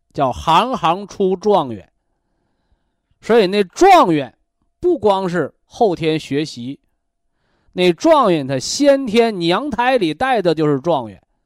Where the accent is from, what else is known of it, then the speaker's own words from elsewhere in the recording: China; 我们中国人